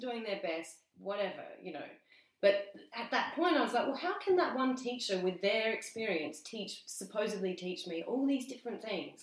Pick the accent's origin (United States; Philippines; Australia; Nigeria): Australia; between Barossa and Clare, north of Adelaide, South Australia; I was born in Adelaide. Mm-hmm. Um, I spent the first five and a half years in Adelaide, and then we moved north, kind of in between the two